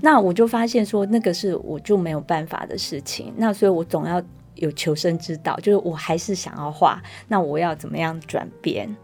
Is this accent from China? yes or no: no; Taiwan; 我们台湾人有的姓